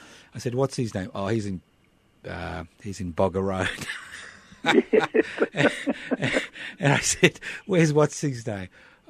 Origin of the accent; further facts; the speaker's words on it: Brisbane, Queensland, Australia; moved away as an adult; I was born in Brisbane in 1951 and I spent my first 24 years in Queensland